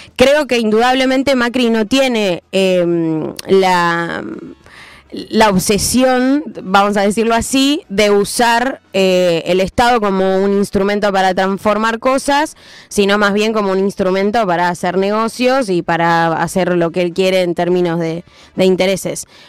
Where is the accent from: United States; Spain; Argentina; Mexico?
Argentina; nosotros como argentinos estamos muy acostumbrados